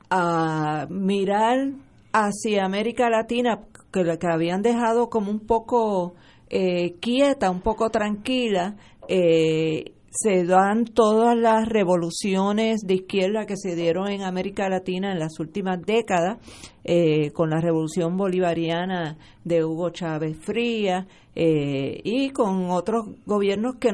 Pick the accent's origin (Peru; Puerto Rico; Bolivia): Puerto Rico